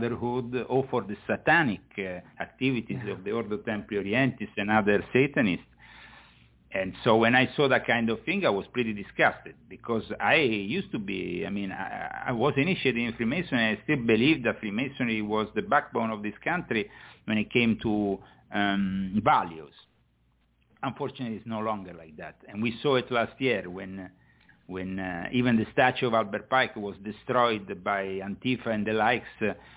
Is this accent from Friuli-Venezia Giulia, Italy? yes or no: no; Rome, Lazio, Italy; moved away as an adult; I was born within it. I was born in Rome. I was raised in it.